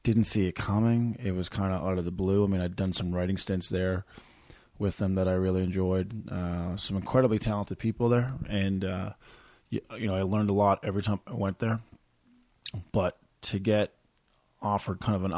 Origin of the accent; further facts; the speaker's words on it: Corner Brook, Newfoundland and Labrador, Canada; now in Calgary, Canada; I was in my hometown of Corner Brook